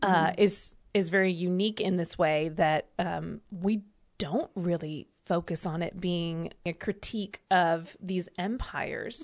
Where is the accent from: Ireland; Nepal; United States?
United States; also born or lived in Georgia; growing up in Alabama and Georgia